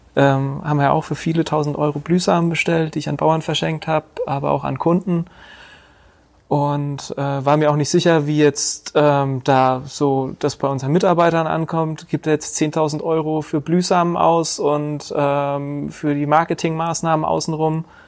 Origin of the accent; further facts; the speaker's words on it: Bad Neustadt an der Saale, Bavaria, Germany; also born or lived in Hesse; ich komme aus Bad Neustadt an der Saale, bin hier auch geboren, bin hier zur Schule gegangen bis zur achten Klasse